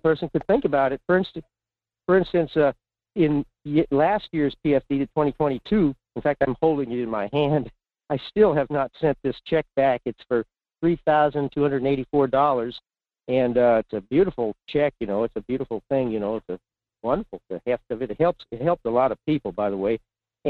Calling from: Fairbanks, Alaska, United States; in Fairbanks.

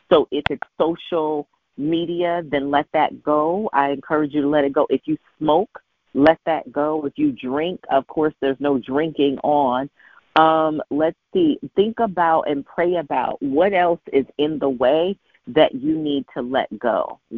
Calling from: Richmond, Virginia, United States; I'm calling in from Richmond

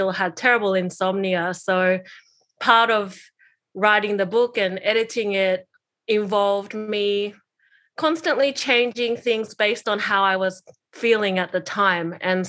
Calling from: New South Wales, Australia; I'm joining from Kamaraygal land from the Eora Nation.

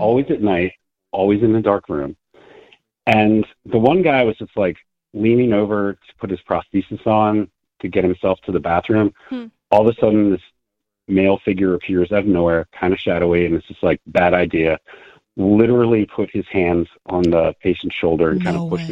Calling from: Lancaster, Pennsylvania, United States; I'm calling from Lancaster, Pennsylvania

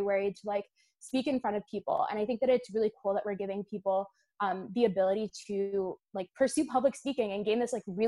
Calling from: Connecticut, United States; I'm calling in from Connecticut.

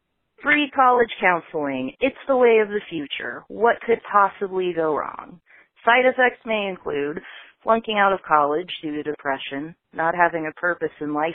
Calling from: Vancouver, Washington, United States; I'm calling from Vancouver, Washington

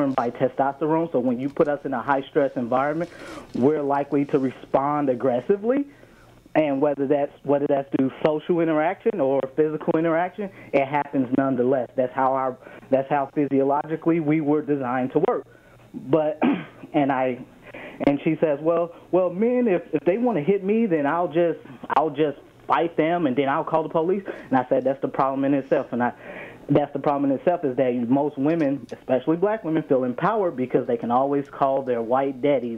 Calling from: Brisbane, Queensland, Australia

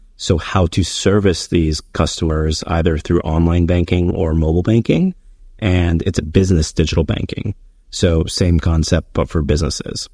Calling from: New York City, New York, United States; I'm calling in from New York City, which is where I live

